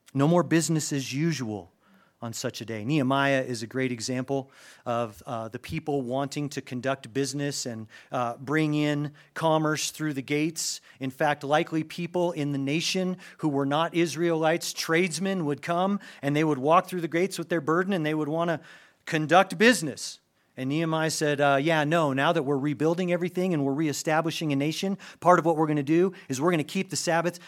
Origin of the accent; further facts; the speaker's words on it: United States; as an American